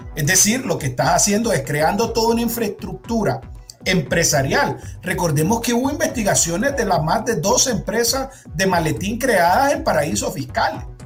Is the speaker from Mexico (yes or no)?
no; Nicaragua; vienen de nuestros impuestos como nicaragüenses